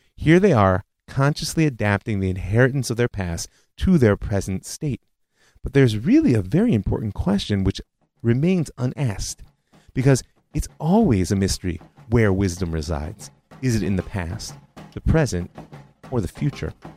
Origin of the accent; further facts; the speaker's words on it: United States; moved away; when I was growing up in the States